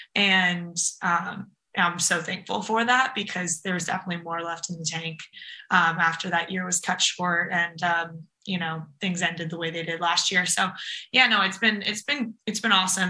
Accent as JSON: {"language": "English", "town": "Napa", "region": "California", "country": "United States", "also_born_or_lived": "San Francisco / North Carolina", "moved": "as an adult", "said": "we're from Napa, but we both went to high school in San Francisco"}